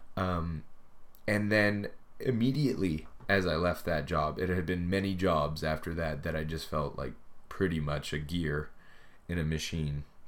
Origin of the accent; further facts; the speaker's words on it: Canada; also born or lived in Edmonton; I moved home uh, back to my hometown, and so I started living with my parents